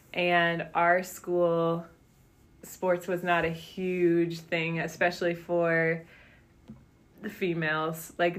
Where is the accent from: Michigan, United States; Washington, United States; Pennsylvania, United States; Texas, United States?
Michigan, United States; Stevensville; moved away as an adult; Yeah, so I grew up in Southwest Michigan in Stevensville and went to Lakeshore High School, the public high school there